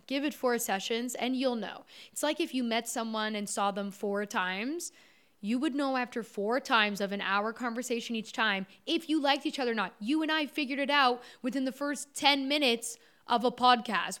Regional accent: Orangeville, Ontario, Canada; I grew up in Orangeville, Ontario, um, small town just north of Toronto in Canada.

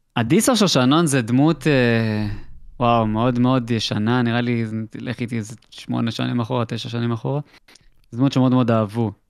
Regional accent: Israel; אנחנו ישראלים

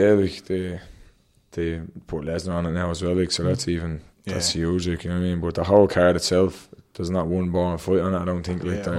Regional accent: Dún Laoghaire, Leinster, Ireland; Dunleary, and all about like local. When I go to the Worlds, like I'm going to be representing Dunleary, like that's … from Dunleary, Ireland, you know what I mean?

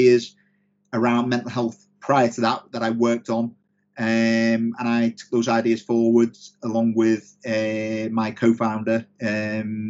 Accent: Liverpool, North West England, United Kingdom; now in Sheffield, United Kingdom; I'm from Liverpool originally, but I live in Sheffield.

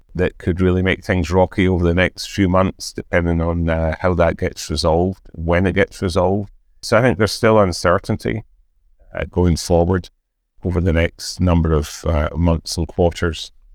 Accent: Scotland, United Kingdom; being Scottish

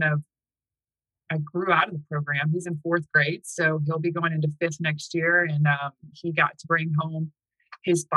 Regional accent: the South, United States; moved away as an adult; now in Manheim, United States; I'm from the South

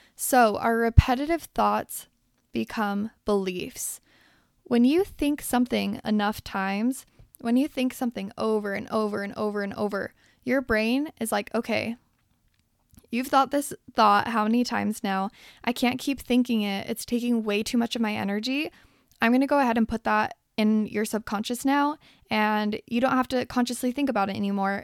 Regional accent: Salt Lake City, Utah, United States; I grew up in Salt Lake City, Utah

